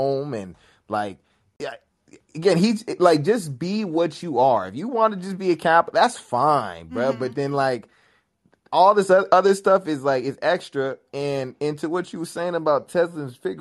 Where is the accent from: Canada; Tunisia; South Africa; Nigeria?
Nigeria; I'm Nigerian